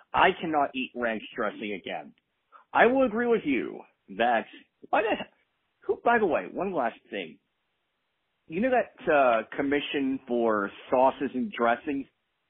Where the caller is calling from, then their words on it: Baltimore, Maryland, United States; I am from Baltimore.